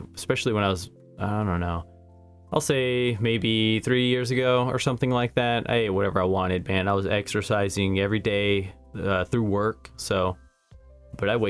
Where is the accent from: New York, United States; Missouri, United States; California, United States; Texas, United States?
Missouri, United States; Neosho; There was this corner store when I was growing up in Neosho, Missouri called Fuller's Market